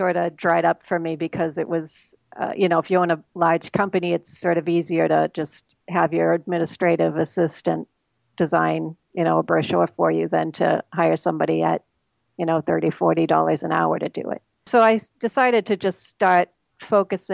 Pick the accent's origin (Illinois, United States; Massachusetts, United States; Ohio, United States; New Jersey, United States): Massachusetts, United States; Boston; I grew up in Boston, so I'm a Bostonian, sort of. I'm still in Massachusetts